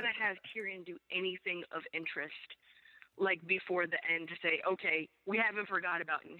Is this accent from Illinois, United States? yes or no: no; New York, United States; moved away; I'm from New York, actually, originally.